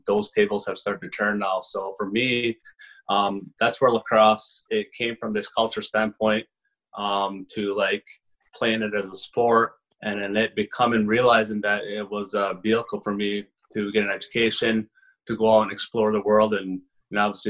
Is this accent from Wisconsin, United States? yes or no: no; Onondaga Nation, upstate New York, United States; From the Onondaga Nation in upstate New York